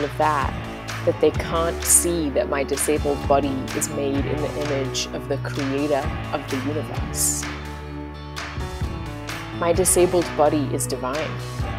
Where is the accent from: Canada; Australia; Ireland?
Australia; Brisbane, Queensland; also born or lived in London; now in United States; And I'm from Brisbane, Australia, originally, and I've also lived over here in the States for quite a few years now. I've lived in London as well.